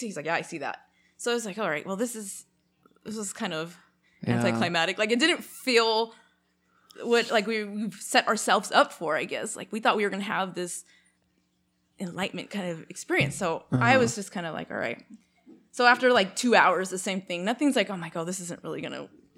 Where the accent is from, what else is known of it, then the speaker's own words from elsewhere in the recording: Canada; I'm Canadian